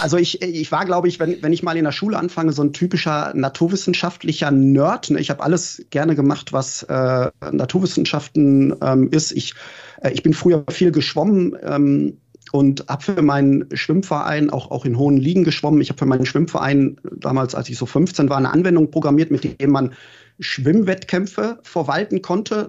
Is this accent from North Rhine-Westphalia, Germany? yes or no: yes; Gelsenkirchen, North Rhine-Westphalia, Germany; now in Berlin, Germany; ich bin wirklich im Stadtteil Gelsenkirchen Schalke aufgewachsen